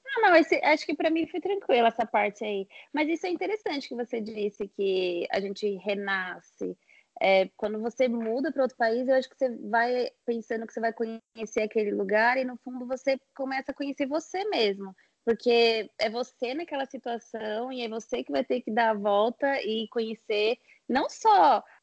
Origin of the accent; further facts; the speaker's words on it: Osasco, São Paulo, Brazil; moved away as an adult; now in Gold Coast, Australia; sou nascida e criada em Osasco e agora moro na Austrália há quatro anos também